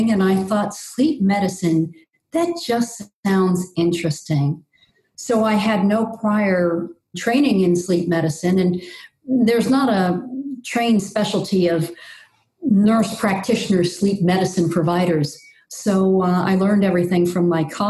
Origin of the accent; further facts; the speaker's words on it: New York City, New York, United States; moved away; also born or lived in Ecuador; I grew up on Staten Island in New York City back when it was almost rural